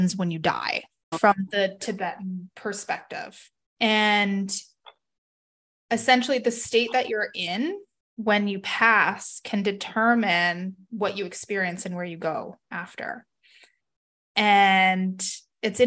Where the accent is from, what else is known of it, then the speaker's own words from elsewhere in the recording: Canada; also born or lived in Salt Lake City, Utah, United States; Being in the US at the time and being Canadian